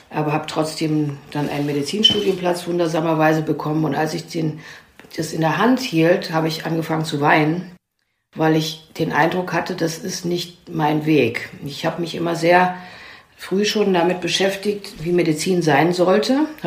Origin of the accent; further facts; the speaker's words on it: Germany; born there; Also ich bin in einem Kontext geboren in der DDR.